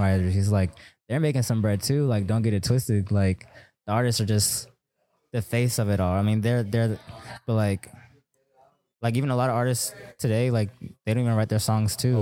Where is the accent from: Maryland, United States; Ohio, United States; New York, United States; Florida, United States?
Maryland, United States; moved away as an adult; also born or lived in Germany / Texas; we came to Maryland. I stayed there from, since I was two to eighteen